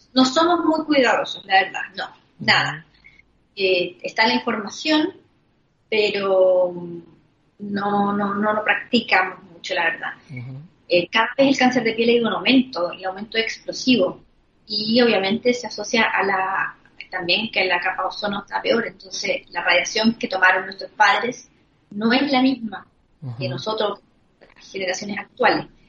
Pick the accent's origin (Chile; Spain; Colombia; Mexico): Chile; Concepción, Biobío; now in Santiago, Chile; soy de Concepción, nací allá y me vine a Santiago cuando mi papá se vino a trabajar a Santiago.